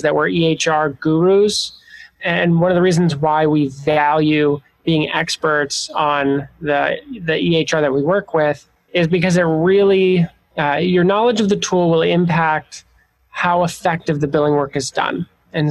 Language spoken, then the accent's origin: English; Montana, United States; moved away as an adult; also born or lived in Chicago; I grew up in the Pacific Northwest in Montana